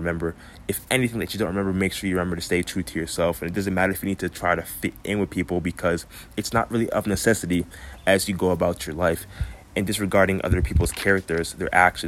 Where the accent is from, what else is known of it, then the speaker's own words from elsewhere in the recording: Florida, United States; I grew up in Florida most of my life